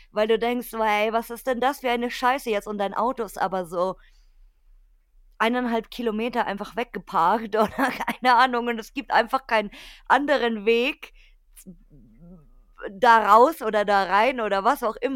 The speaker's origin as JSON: {"language": "German", "region": "Bavaria", "country": "Germany", "said": "Weil bei uns in Bayern ist ja hier ganz klassisch, hier König Ludwig und so, Schloss"}